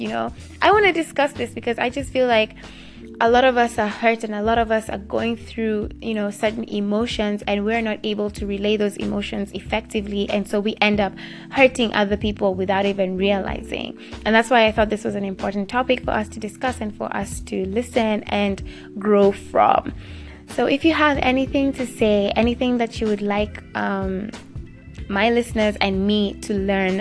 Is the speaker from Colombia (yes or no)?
no; Kenya; my home country right this second. Right now, Kenya